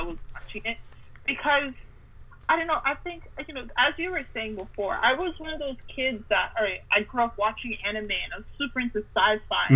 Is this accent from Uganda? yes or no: no; Canada; I grew up somewhere in Canada